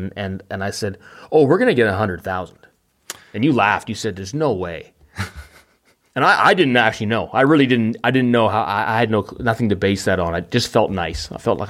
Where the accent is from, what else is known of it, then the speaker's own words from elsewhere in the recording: Vancouver, British Columbia, Canada; I'm from a big city. I am from Vancouver.